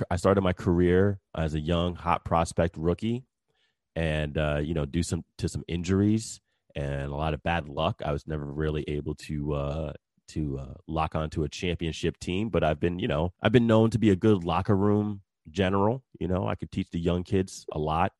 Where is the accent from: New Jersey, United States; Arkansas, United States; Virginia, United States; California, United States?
New Jersey, United States; now in Texas, United States; I am originally from New Jersey, and I moved down to Texas in two thousand three.